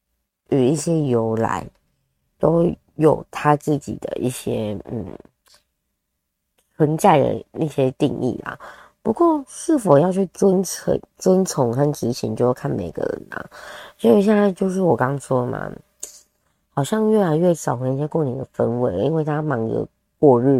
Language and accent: Chinese; southern Taiwan, Taiwan; 对，诶，对耶，好像我们都是吃菠菜。我是南部人，对，好像吃菠菜比较多一点。